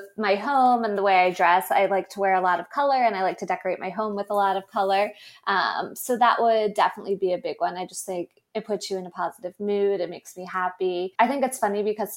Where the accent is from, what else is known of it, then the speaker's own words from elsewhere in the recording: the North, United States; I am a Northerner